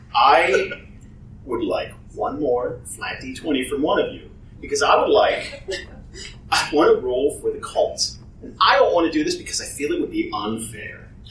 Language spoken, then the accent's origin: English; New Jersey, United States; I come from New Jersey